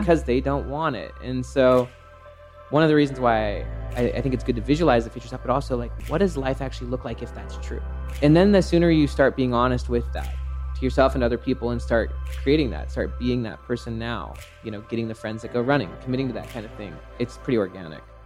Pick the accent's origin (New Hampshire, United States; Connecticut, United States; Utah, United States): Utah, United States; Salt Lake City; I grew up in Salt Lake City, Utah.